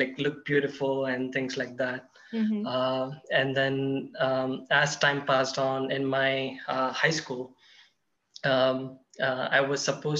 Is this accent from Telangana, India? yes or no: yes; Hyderabad, Telangana, India; I was working in Hyderabad, in my hometown